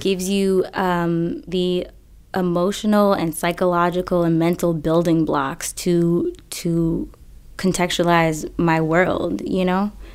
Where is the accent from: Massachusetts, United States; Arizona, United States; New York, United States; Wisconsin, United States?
Massachusetts, United States; Boston; I'm originally from Boston